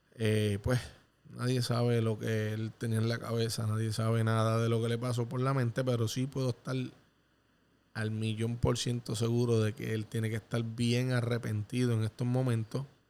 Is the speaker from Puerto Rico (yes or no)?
yes; Puerto Rico; en mi país